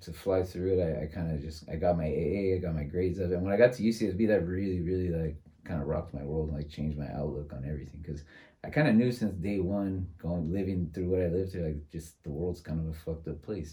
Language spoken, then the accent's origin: English; San Francisco, California, United States; I was born and raised in San Francisco